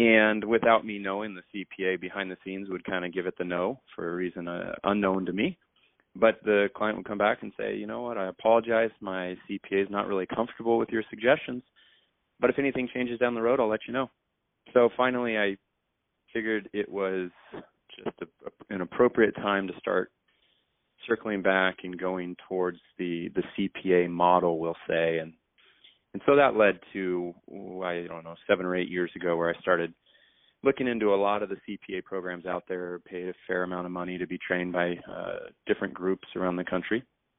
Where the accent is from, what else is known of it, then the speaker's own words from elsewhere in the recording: San Diego, California, United States; San Diego, California